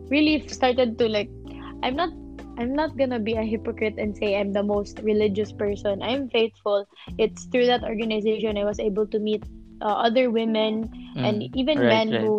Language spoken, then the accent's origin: Tagalog; Talisay, Central Visayas, Philippines; I'm from Cebu. I grew up here. Technically, I'm not from Cebu City. I'm from Cebu. I, I am from Cebu, but Cebu province. I'm from Talisay. which is the first district of the south of Cebu.